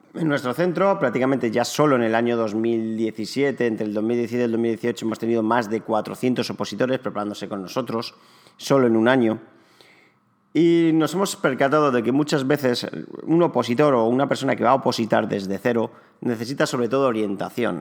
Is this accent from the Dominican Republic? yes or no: no; Alicante, Valencian Community, Spain; also born or lived in Barcelona; nací en Alicante hace ya casi 35 años. Me especialicé en, o me diplomé en recursos humanos y relaciones laborales en la Universidad de Alicante